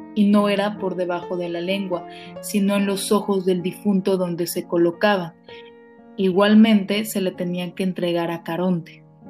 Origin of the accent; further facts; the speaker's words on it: Mexico; somos los mexicanos